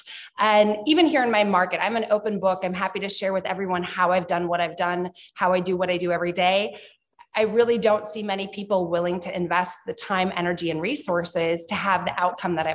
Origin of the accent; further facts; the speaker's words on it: Minnesota, United States; now in Orlando, United States; my home state of Minnesota